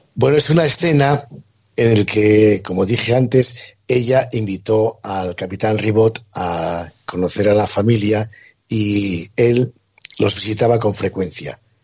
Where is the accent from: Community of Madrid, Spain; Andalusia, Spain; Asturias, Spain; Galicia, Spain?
Asturias, Spain; Gijón; se empieza desarrollando en Gijón, curiosamente, de donde soy yo